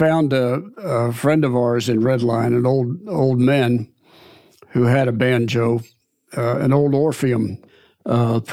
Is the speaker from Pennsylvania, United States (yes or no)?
yes; Red Line, Pennsylvania, United States; I'm from Red Line, Pennsylvania, which isn't too far from where you're sitting right now